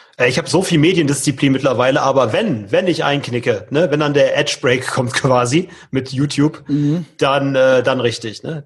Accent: Leverkusen, North Rhine-Westphalia, Germany; bei uns in Leverkusen

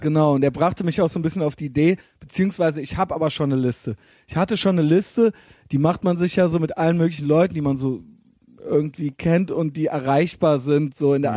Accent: Koblenz-Neuwied, Rhineland-Palatinate, Germany; now in Cologne, Germany

